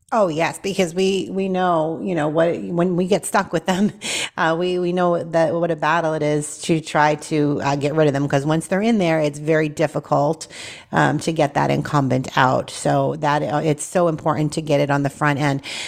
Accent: Boston, Massachusetts, United States; now in Tennessee, United States; born and raised in Boston, Massachusetts

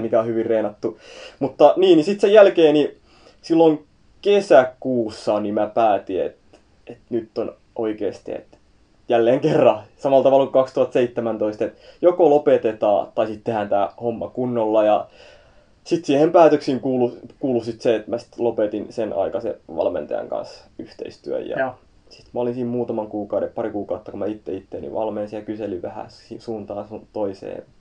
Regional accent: Turku, Southwest Finland, Finland; mä oon Turusta, Turussa syntynyt ja siellä on ollut aina ja kasvanut siellä

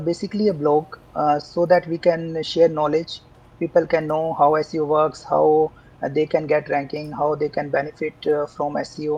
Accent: India; also born or lived in Jaipur, India / Bangalore, India; I come from India, a small town in India, in fact. I did my schooling there, and then in 2002, I moved to Jaipur for my higher studies

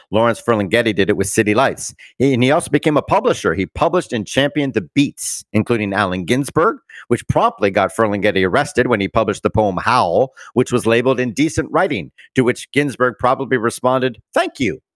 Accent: Bermuda; I'm from Bermuda, That's where I was born.

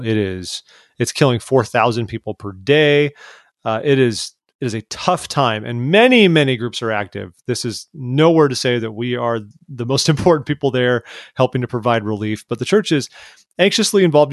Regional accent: Orange County, California, United States; I grew up in Orange County, California

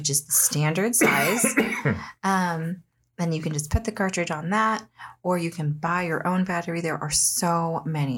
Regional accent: United States; I'm an American.

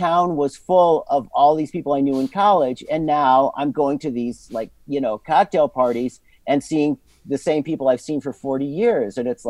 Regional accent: Endicott, New York, United States; I grew up entirely in Endicott.

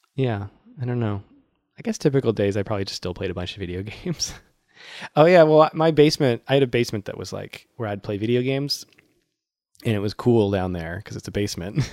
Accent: Worcester, Massachusetts, United States; my hometown, Worcester.

